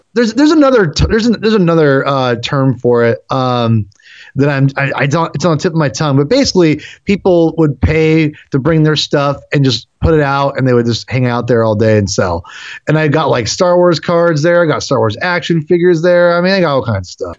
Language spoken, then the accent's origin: English; Western Washington, United States; also born or lived in Seattle; I grew up in Washington, uh, Western Washington, and I, I, you know, I pretty much lived in Seattle the last, for the most part, since 2005